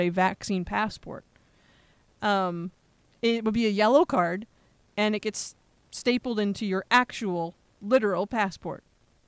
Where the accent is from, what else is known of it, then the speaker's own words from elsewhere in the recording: United States; as an American